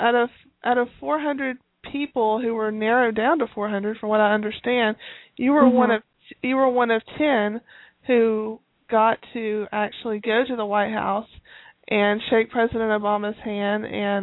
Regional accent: Tennessee, United States; I'm from Tennessee originally, but I haven't lived in Tennessee in about 11 years.

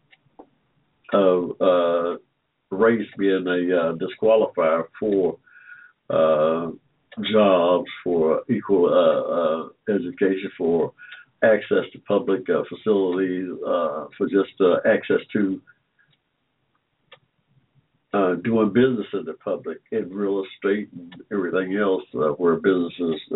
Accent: Georgia, United States; I was born here in Georgia in 1945

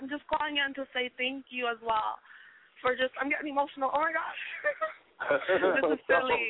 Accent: Haiti; moved away; I'm coming from Haiti

